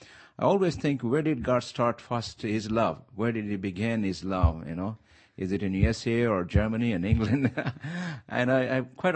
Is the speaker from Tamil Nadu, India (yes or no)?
no; Hyderabad, Telangana, India; moved away as an adult; also born or lived in Nigeria; now in California, United States; And as I was growing up in India, and I was born in a good family